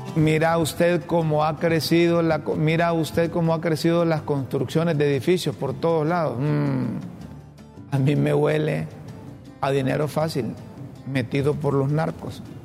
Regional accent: Honduras; todos los hondureños

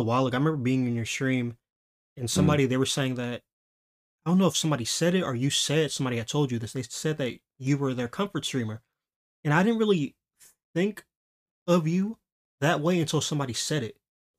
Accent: Los Angeles, California, United States; Yeah, but I was born and raised in like the fucking disgusting ghetto part. I'm from South Central LA.

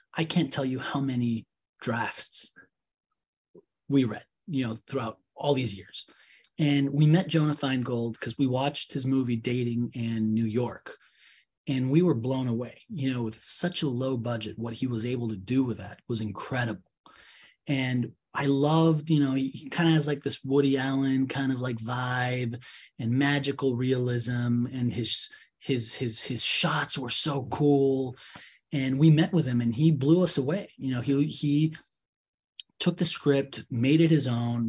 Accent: Mexico City, Mexico; I'm from Mexico City

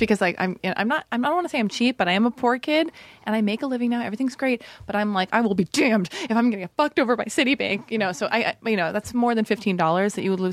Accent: Los Angeles, California, United States; was born and raised in Hollywood

